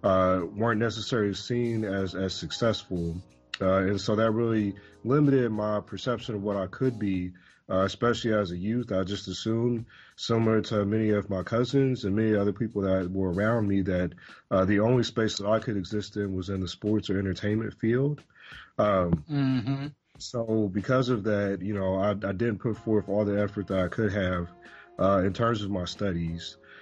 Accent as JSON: {"language": "English", "town": "Louisville", "region": "Kentucky", "country": "United States", "also_born_or_lived": "Midwest", "said": "So I say I'm from Louisville, Kentucky, because that's the place that I've lived the longest."}